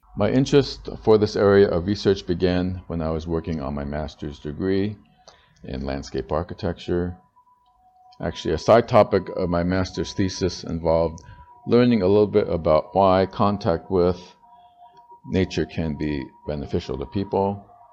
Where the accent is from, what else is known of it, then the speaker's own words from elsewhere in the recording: California, United States; moved away as an adult; now in Tainan, Taiwan; growing up in California